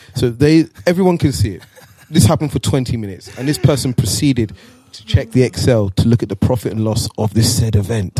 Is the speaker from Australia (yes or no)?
no; Nigeria; now in Netherlands; went back home to Nigeria. So for those that don't know, I'm Nigerian.